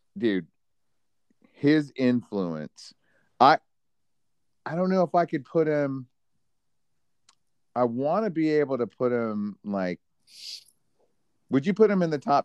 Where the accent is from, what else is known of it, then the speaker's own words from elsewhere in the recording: Dallas, Texas, United States; I'm from Dallas.